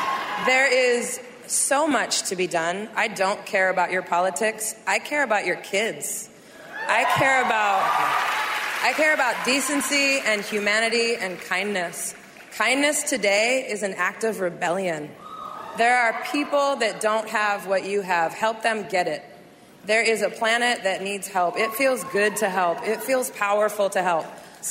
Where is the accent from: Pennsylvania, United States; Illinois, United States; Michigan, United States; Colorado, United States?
Pennsylvania, United States; Doylestown; I am a derelict from Doylestown